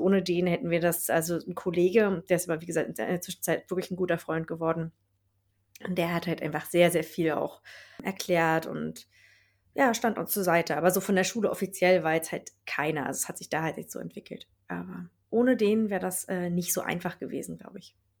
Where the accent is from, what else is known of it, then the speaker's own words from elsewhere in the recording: Berlin, Germany; moved away as an adult; now in Lapland, Sweden; ich komme halt aus, äh, aus Berlin und da bin ich ja immer viele Menschen um mich herum gewohnt gewesen